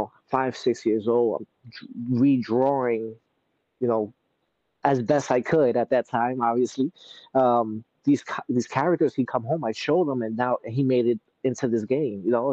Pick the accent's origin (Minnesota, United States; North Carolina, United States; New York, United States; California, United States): New York, United States; New York City; moved away as an adult; now in Hoboken, United States; Originally, I'm from Brooklyn, New York, but when me and my wife got married, we moved to Hoboken, New Jersey